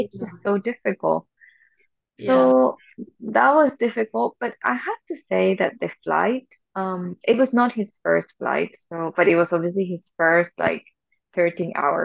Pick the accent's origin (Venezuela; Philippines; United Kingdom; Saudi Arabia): Venezuela; also born or lived in Germany; now in Singapore; I'm from Venezuela